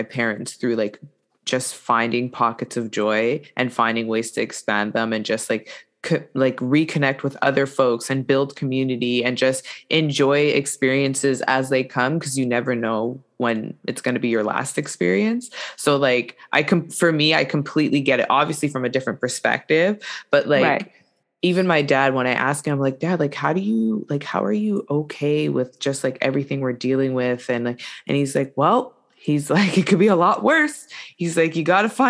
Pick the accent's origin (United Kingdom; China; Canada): Canada; Quebec; I was born and raised here in Canada